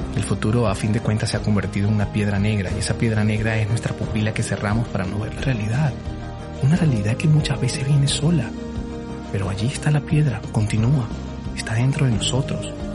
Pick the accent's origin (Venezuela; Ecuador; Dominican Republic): Venezuela; moved away as an adult; Cuando yo salí de Venezuela hace ocho años, me costó muchísimo desapegarme de todo lo que en algún momento fui, sobre todo de mi familia, de mis abuelos